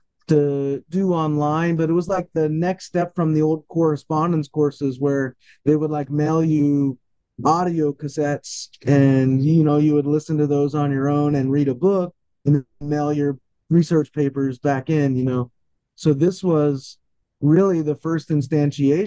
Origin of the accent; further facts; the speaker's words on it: United States; growing up in the United States, I mean, we had English classes and stuff